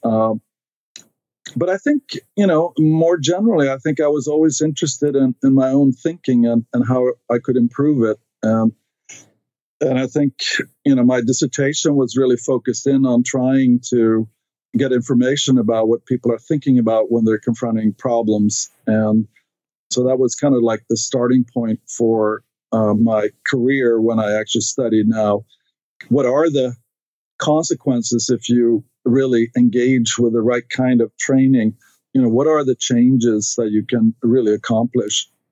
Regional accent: Stockholm, Stockholm County, Sweden; English is a second language; moved away as an adult; now in United States; I grew up in Sweden, uh, in Stockholm

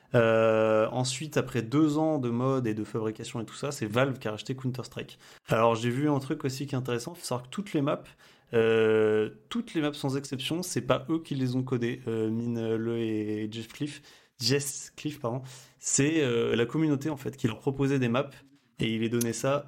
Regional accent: Limoges, Nouvelle-Aquitaine, France; je suis tout à fait de Limoges en effet.

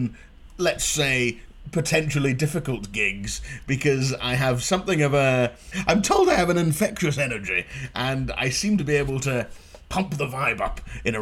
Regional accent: Inverness, Scotland, United Kingdom; moved away; also born or lived in Glasgow; growing up in Inverness as well, there wasn't really a comedy scene at the time

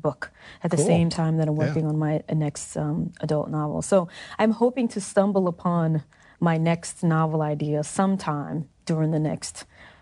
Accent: Mississippi, United States; moved away as an adult; I'm from Mississippi. I took Mississippi history when I was in seventh, eighth grade.

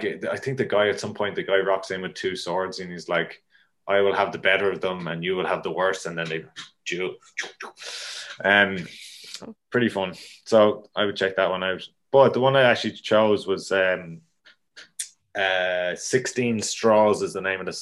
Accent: Ireland; moved away; also born or lived in Australia; being Irish growing up

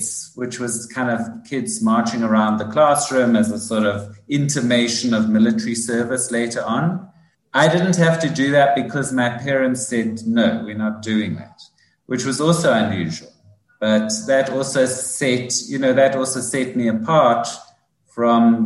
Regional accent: Johannesburg, Gauteng, South Africa; accent: South African; moved away as an adult; now in United States; I was born in 1965 in Johannesburg, so kind of in the height of apartheid, really.

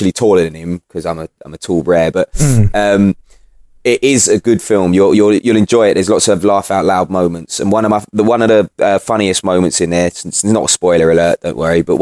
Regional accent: United Kingdom; I'm British

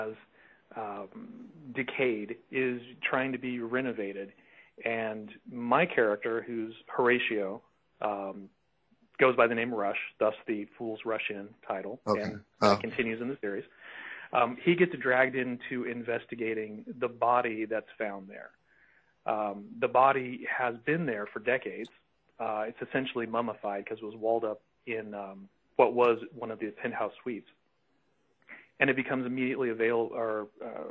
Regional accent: rural Oklahoma, United States; my hometown, which is rural Oklahoma

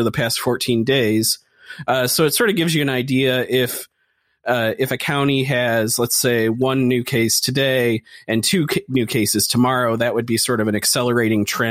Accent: Michigan, United States; in Michigan, that's my home state

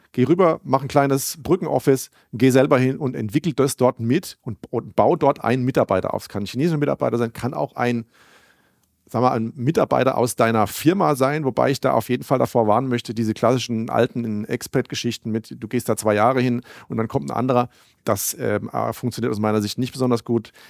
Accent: Germany; wir als Deutsche

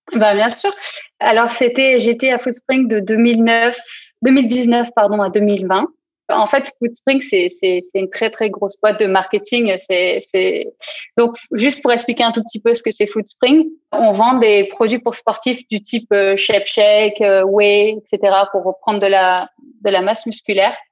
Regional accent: south-east France, France; moved away as an adult; also born or lived in Lyon / Paris; now in Berlin, Germany; je suis originaire du sud-est de la France

